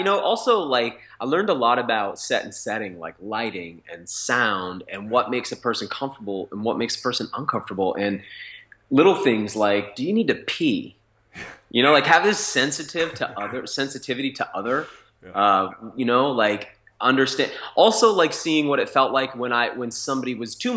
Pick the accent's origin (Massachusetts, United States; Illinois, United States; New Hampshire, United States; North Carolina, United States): New Hampshire, United States; I grew up in New Hampshire to a mom with mental illness